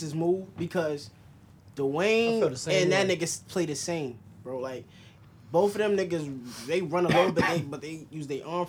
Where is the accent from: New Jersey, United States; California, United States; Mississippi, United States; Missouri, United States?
New Jersey, United States; Paterson; if you from Jersey, admit you from Jersey. Like, bitches thought I was from New York when I was at school because of my accent.